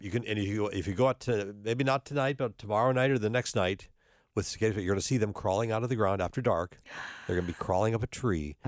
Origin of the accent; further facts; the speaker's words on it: North Dakota, United States; now in Cincinnati, United States; I'm originally from North Dakota